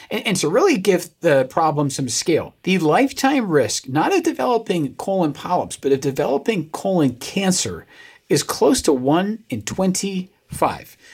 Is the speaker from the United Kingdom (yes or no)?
yes; United Kingdom; I am a British man